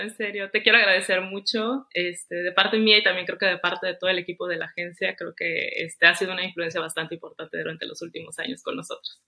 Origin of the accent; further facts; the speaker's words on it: Tampico, Tamaulipas, Mexico; soy de Tampico, Tamaulipas